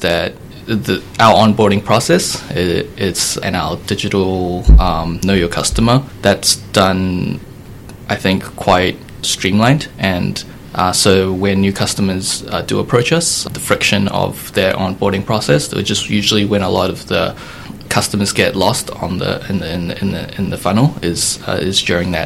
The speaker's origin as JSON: {"language": "English", "country": "New Zealand", "tie": "born or raised there", "also_born_or_lived": "United States / Denmark", "moved": "as an adult", "said": "I was born and raised in New Zealand."}